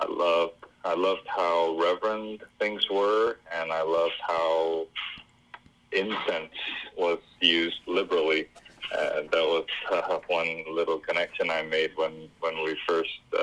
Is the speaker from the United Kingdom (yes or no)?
no; Singapore; now in Vancouver, Canada; I grew up in Singapore